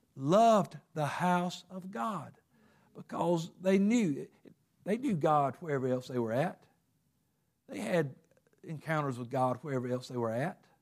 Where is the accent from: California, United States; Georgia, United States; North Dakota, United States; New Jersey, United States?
Georgia, United States; Covington; I lived in Covington.